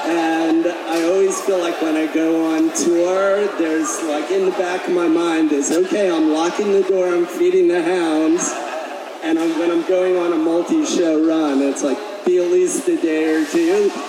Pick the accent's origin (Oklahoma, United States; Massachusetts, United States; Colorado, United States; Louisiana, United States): Colorado, United States; I'm from Colorado and I flew out here.